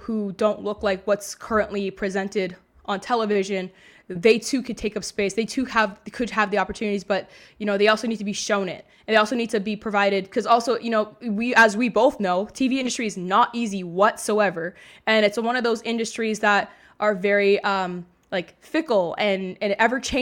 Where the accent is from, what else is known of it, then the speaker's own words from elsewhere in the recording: Mississauga, Ontario, Canada; I grew up in Mississauga, Ontario